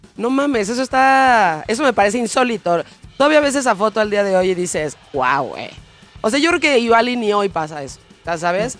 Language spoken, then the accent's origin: Spanish; Mexico; como mexicanos